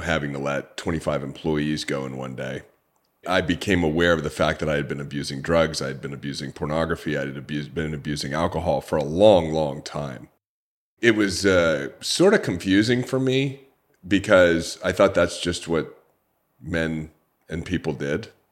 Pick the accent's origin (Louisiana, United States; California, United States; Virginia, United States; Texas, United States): California, United States; Orange County; I grew up in Orange County, California, an upper middle class family